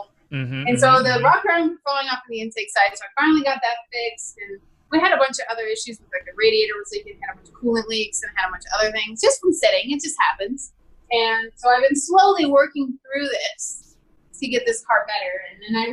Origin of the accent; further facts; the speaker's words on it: Missouri, United States; also born or lived in Wyoming; now in Arizona, United States; I grew up in small town Missouri with like 14,000 people.